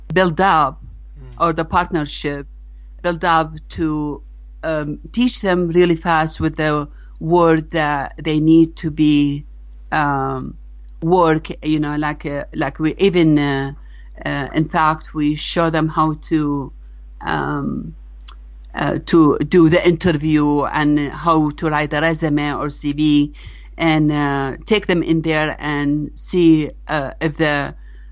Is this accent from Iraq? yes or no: yes; Iraq; now in United States; I'm an immigrant from Iraq